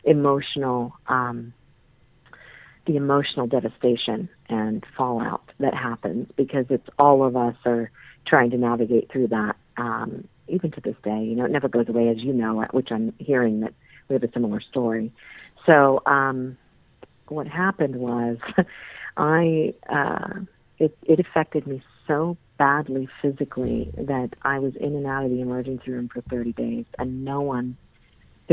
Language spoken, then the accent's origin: English; Mount Vernon, Virginia, United States; I grew up in Mount Vernon in Virginia.